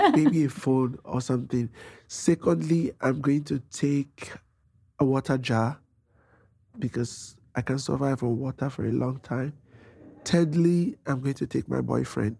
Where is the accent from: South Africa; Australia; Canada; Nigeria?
Nigeria; moved away as an adult; now in New York City, United States; When I was fleeing persecution from Nigeria, my mom paid for my flight tickets to leave Nigeria and come to United States.